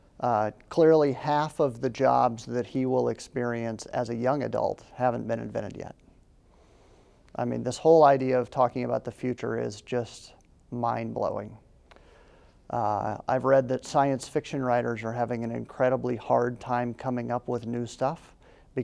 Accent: Red Cloud, Nebraska, United States; I grew up in a small town, I grew up in Red Cloud.

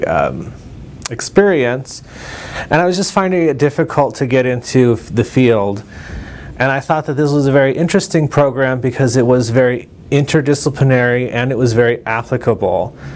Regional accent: Covina, California, United States; moved away as an adult; also born or lived in Pomona, California; now in Lincoln, Nebraska, United States; I'm originally from California, from a town in uh, eastern Los Angeles County called Covina

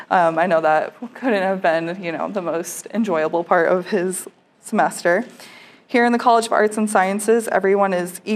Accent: Connecticut, United States; moved away as an adult; now in Nebraska, United States; I am from Connecticut, as I mentioned before, but I had never been to the Midwest, not even Chicago, before my new student enrollment day.

